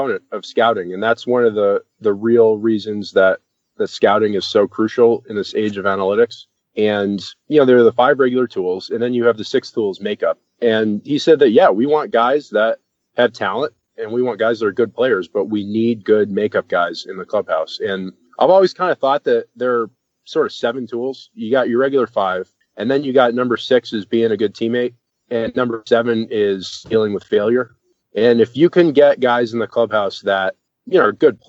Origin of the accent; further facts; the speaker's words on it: Boston, Massachusetts, United States; I grew up in Boston